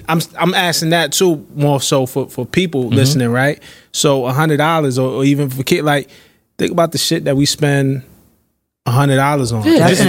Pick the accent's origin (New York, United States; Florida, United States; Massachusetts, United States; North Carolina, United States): New York, United States; Brooklyn; I'm from Flatbush, Brooklyn